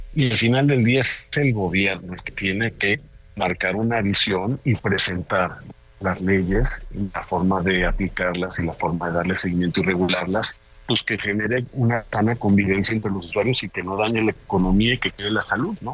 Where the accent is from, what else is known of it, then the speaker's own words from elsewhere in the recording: Mexico; como mexicano